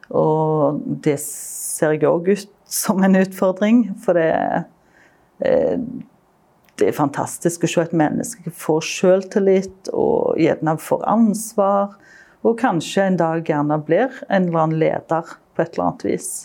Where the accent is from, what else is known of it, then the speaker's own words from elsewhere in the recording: Stavanger, Rogaland, Norway; når jeg vokste opp i Stavanger